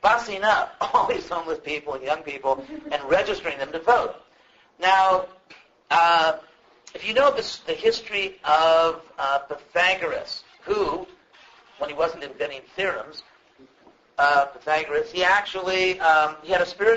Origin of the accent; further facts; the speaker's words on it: West Coast, United States; I'm from the West Coast